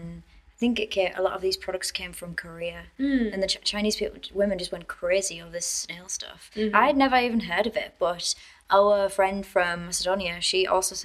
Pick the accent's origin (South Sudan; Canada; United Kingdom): United Kingdom; moved away as an adult; now in China; I'm less British every day.